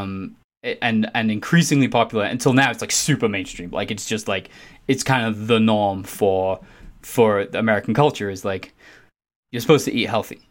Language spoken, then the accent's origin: English; England, United Kingdom; I'm English